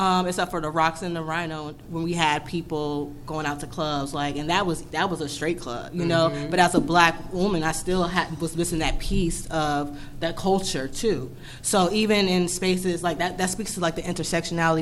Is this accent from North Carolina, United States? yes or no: yes; Wilmington, North Carolina, United States; also born or lived in Raleigh; I'm a Wilmingtonian. I'm from Wilmington. I'm born and raised here.